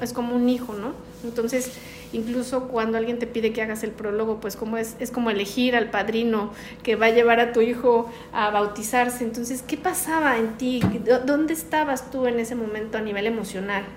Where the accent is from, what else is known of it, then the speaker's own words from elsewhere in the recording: Mexico; uno de los lugares que más me gustan en mi país, que es la Sultana del Norte, Monterrey, Nuevo León